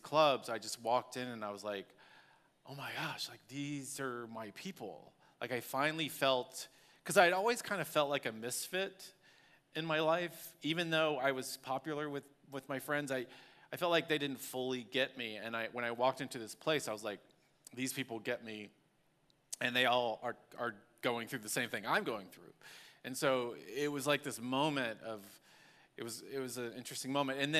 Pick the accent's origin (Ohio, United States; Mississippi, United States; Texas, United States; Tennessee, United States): Texas, United States; Dallas; I grew up in Dallas, Texas